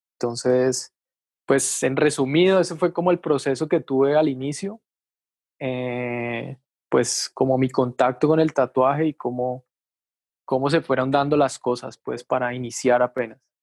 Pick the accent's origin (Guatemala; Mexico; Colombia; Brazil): Colombia; Palmira, Valle del Cauca; now in Cali, Colombia; yo nací acá en Cali, pero como a los, ponerle a los 10 años, yo me puedo ir a Palmira, que es un pueblo que queda como a, ponerle 15 minutos de Cali, ¿sí? Es un pueblo pues grande, digamos. Entonces ahí estudié como el bachillerato